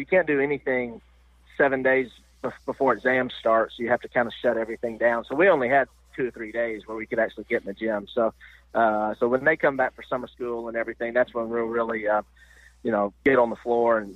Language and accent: English; Nashville, Tennessee, United States; I'm from Nashville